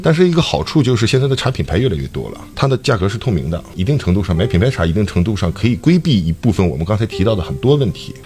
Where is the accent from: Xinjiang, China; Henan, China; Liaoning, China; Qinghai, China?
Liaoning, China; Dalian; 咱们大连人